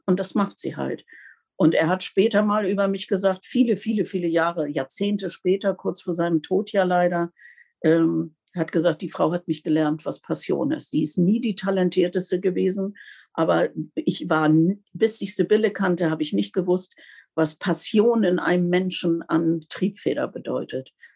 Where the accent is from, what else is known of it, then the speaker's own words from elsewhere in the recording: Bendestorf, Lower Saxony, Germany; bei uns in Bendesdorf, also das ist ja auch alles noch eine ganz andere Zeit gewesen, also draußen im Landkreis